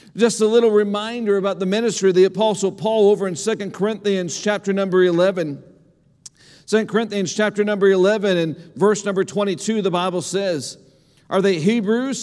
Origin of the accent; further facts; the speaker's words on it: Indiana, United States; moved away as an adult; now in Lompoc, United States; the county that I grew up in in Indiana